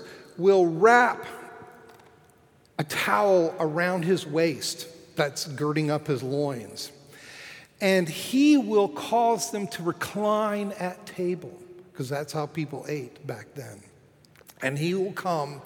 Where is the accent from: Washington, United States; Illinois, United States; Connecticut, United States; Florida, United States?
Florida, United States; Fort Lauderdale; my hometown of Fort Lauderdale, Florida